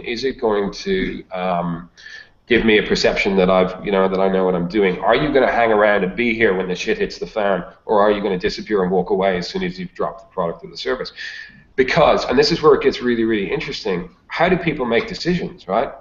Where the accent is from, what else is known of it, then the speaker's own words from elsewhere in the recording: Dublin, Leinster, Ireland; moved away as an adult; now in Australia; I live in Australia, but I'm actually Irish. So uh, I grew up uh, in the mean streets of Dublin in in Ireland, and then moved to Australia in my early 20s